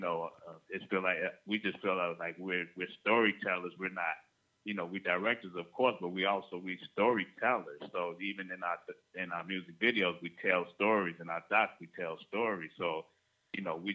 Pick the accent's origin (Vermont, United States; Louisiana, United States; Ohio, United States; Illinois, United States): Illinois, United States; Chicago; I'm born and raised in Chicago